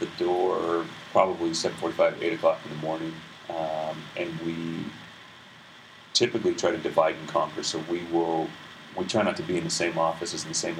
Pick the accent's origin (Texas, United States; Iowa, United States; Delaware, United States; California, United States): California, United States; Tustin; I grew up in Tustin also. Went through the Tustin Unified School District